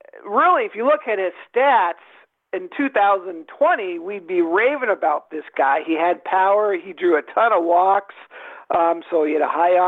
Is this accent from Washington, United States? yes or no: yes; Seattle, Washington, United States; I grew up in Seattle